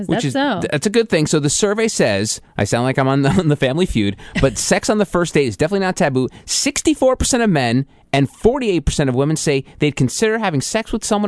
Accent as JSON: {"language": "English", "country": "United States", "tie": "born or raised there", "said": "growing up in America"}